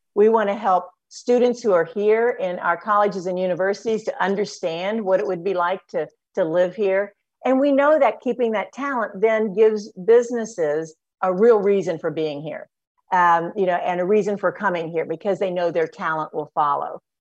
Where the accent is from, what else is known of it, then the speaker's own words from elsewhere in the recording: Batesville, Indiana, United States; grew up on a farm um, outside of Batesville